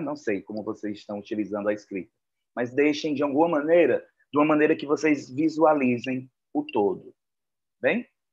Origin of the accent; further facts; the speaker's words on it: Fortaleza, Ceará, Brazil; aqui em Fortaleza, de onde eu falo, de onde eu sou de onde, e onde eu moro